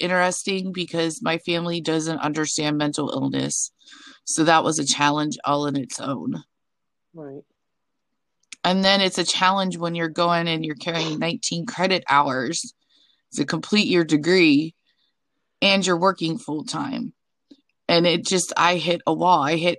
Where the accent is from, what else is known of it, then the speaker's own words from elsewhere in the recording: Pennsylvania, United States; also born or lived in Arizona / New Jersey / Nebraska; I've lived in Arizona, New Jersey, Nebraska, but I'm from Pennsylvania, and that's where I'm currently residing.